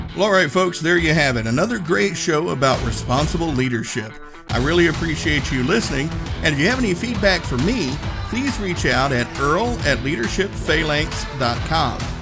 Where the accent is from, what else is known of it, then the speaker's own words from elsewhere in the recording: Appalachian Mountains, Tennessee, United States; country boy from Tennessee. I grew up in the Appalachian Mountains